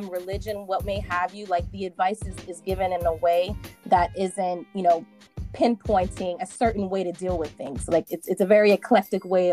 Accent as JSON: {"language": "English", "town": "Philadelphia", "region": "Pennsylvania", "country": "United States", "tie": "born or raised there", "said": "I'm from the United States. I grew up in Philadelphia."}